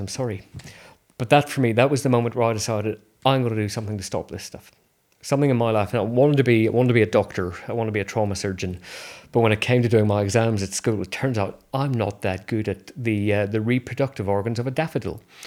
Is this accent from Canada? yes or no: no; Belfast, Northern Ireland, United Kingdom; moved away; I grew up in Northern Ireland in Belfast